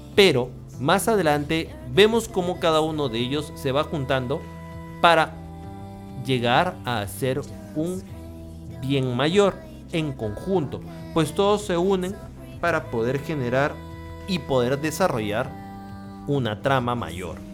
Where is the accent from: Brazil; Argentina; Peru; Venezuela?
Peru; En mi país, Perú